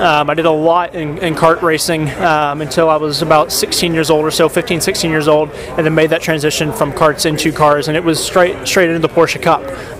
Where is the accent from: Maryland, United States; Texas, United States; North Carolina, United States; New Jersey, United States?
Texas, United States; New Braunfels; my hometown, New Braunfels, Texas.